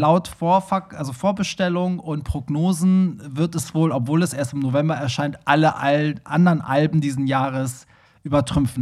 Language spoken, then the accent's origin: German; Hamburg, Germany; Ich komme ja auch aus Hamburg Bramfeld, also wir mhm. haben die mhm. gleichen Roots